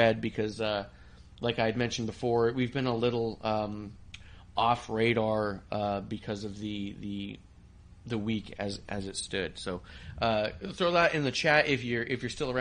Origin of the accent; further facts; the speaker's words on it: San Diego, California, United States; Born in San Diego